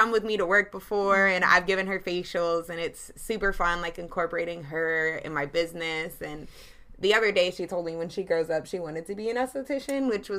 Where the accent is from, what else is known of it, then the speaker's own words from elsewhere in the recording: Charlotte, North Carolina, United States; I'm born and raised in Charlotte, North Carolina. Actually, both of us are.